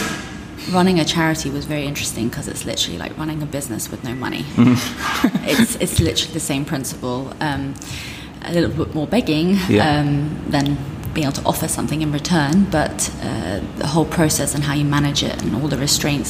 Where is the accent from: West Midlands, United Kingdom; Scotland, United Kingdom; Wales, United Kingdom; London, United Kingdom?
London, United Kingdom; also born or lived in Iran; I'm actually Iranian, but I was brought up in London